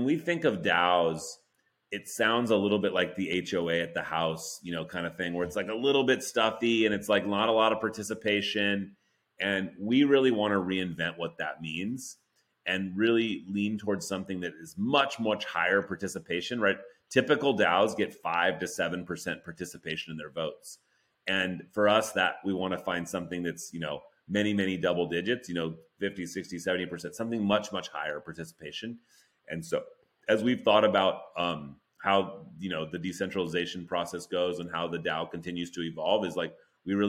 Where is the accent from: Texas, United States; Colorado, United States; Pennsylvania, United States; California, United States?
California, United States; Oakland; I was born in Oakland, so I grew up, you know, Warriors fan